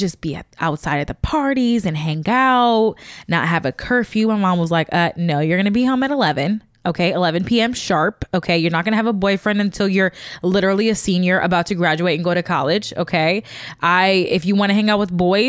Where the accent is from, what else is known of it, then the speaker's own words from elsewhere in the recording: Chicago, Illinois, United States; moved away as an adult; also born or lived in Missouri; I'm originally from Chicago